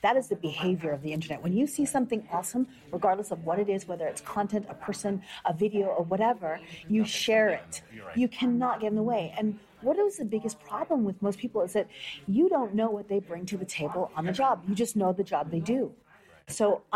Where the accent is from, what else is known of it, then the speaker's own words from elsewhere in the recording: Canada; I think of Canada as home for sure, but I look at myself as a Canadian-Jamaican or Jamaican-Canadian